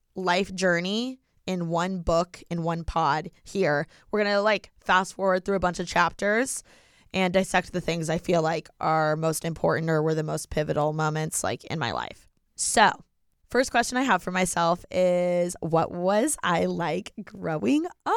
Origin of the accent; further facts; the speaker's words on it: Bloomington, Indiana, United States; moved away as an adult; also born or lived in New York; now in Los Angeles, United States; I was born and raised literally in Bloomington, Indiana